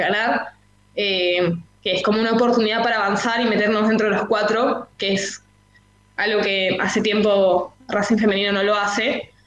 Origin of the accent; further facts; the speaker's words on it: Peru; moved away as an adult; also born or lived in San Telmo, Buenos Aires, Argentina; now in Buenos Aires, Argentina; yo nací y siempre viví en Perú.